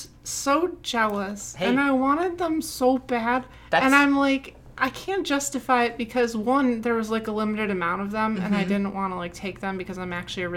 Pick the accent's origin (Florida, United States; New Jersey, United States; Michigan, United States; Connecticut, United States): Michigan, United States; I'm from Michigan